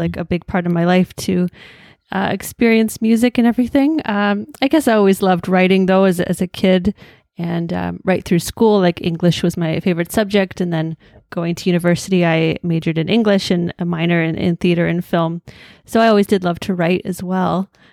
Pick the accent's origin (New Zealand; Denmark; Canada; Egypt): Canada; Hamilton, Ontario; I was born and raised in Hamilton